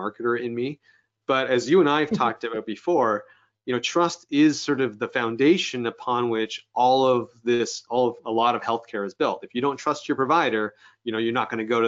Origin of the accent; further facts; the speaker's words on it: Canada; being Canadian